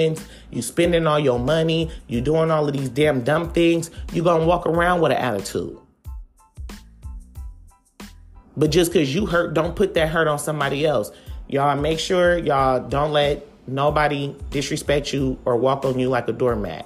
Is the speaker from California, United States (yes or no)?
yes; Oakland, California, United States; I'm from Oakland